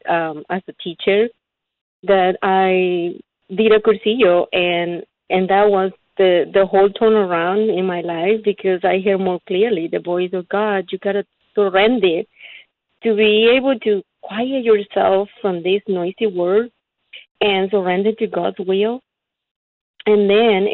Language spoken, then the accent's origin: English; Panama; now in Dallas, United States; I grew up in Panama with nothing but the basic need